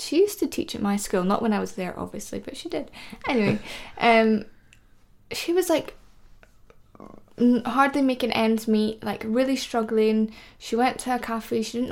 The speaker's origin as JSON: {"language": "English", "region": "Scotland", "country": "United Kingdom", "said": "I'm Scottish"}